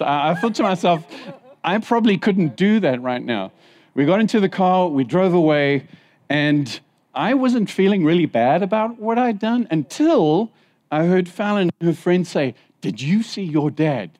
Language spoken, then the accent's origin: English; Zimbabwe; moved away; When I was in Zimbabwe, I was born in Zimbabwe.